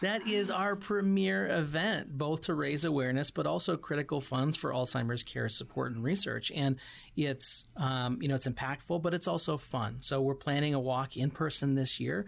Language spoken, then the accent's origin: English; Missoula, Montana, United States; moved away as an adult; now in Tucson, United States; originally from Montana, so I grew up